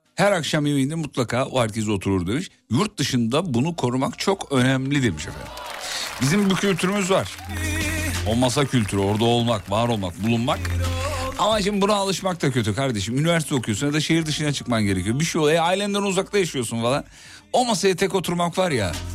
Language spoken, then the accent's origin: Turkish; İzmit, Kocaeli, Turkey; Ben şimdi İzmit'te derin Kocaeli'de çene suyu diye bir yerde büyüdüm